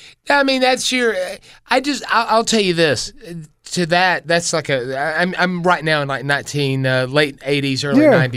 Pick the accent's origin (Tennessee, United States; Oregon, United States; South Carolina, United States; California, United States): South Carolina, United States; Taylors; also born or lived in Poe Mill, Greenville, South Carolina; when we moved from Poe Mill, which was like a $25,000 house, mm-hmm. to Taylor's, which was like nearing six figures.